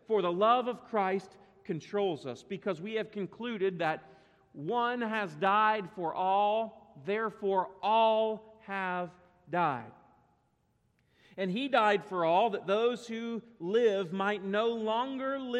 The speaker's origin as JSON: {"language": "English", "country": "United States", "said": "the United States of America. That's where my citizenship lies"}